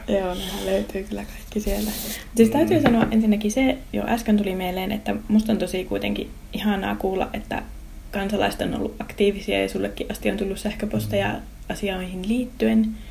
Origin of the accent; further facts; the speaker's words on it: Raahe, North Ostrobothnia, Finland; Raahe on mun kotikaupunki, mä oon täältä kotoosi ja mä ylipiästi raahelainen